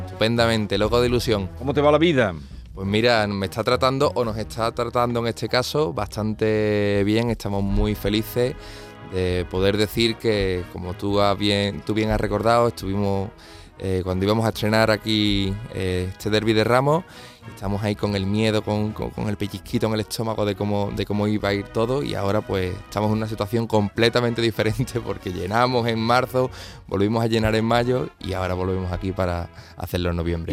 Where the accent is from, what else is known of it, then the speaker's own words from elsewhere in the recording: Seville, Andalusia, Spain; somos todos los sevillanos